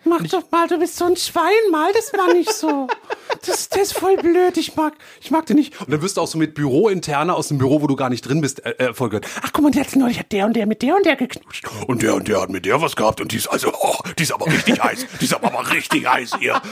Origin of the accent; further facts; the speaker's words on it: Darmstadt, Hesse, Germany; aus meiner Heimatstadt, wo ich aufgewachsen bin, in Darmstadt